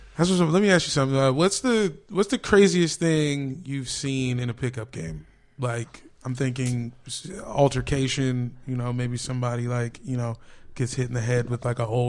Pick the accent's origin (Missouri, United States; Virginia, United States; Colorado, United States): Virginia, United States; Woodbridge; born or raised there